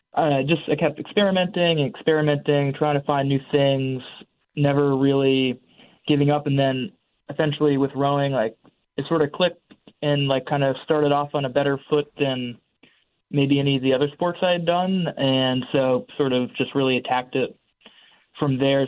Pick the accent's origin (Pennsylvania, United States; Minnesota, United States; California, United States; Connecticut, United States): Connecticut, United States; Madison; moved away as an adult; also born or lived in Williamstown, Massachusetts; now in Cambridge, United States; born and raised in Madison, Connecticut